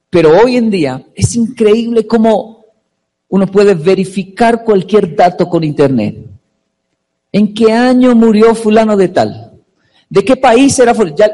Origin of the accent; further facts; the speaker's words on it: Colombia; now in Japan; yo tengo 35 años, solo de niño en Colombia había solo, ¿qué era? Caracol, ¿cierto?